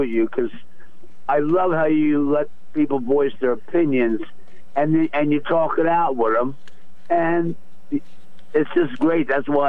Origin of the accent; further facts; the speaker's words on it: Philadelphia, Pennsylvania, United States; moved away; I went to Catholic school growing up in Philly